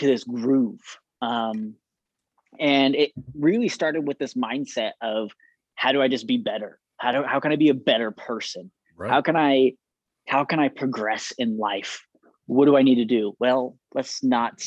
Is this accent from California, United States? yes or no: yes; Moreno Valley, California, United States; moved away as an adult; also born or lived in Orem, Utah; now in Saratoga Springs, United States; I grew up in Southern California